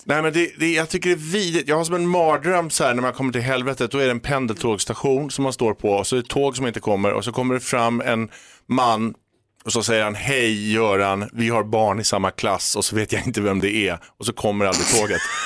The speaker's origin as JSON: {"language": "Swedish", "country": "Sweden", "also_born_or_lived": "London", "moved": "yes", "said": "jag var svensk"}